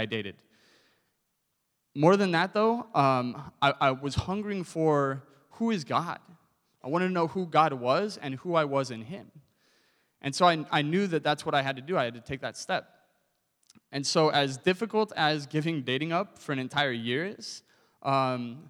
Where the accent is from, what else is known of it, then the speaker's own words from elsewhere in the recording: Southern California, United States; I grew up in Southern California, and from high school on, I was a surfer